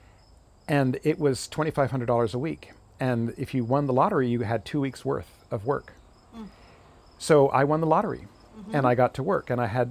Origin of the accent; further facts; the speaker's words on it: New England, United States; moved away; I was from New England and I called contras